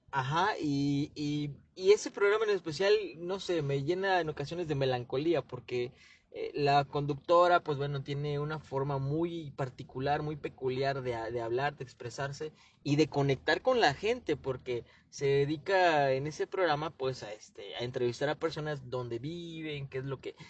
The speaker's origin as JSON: {"language": "Spanish", "country": "Mexico", "also_born_or_lived": "Chilpancingo", "said": "sí somos mexicanos"}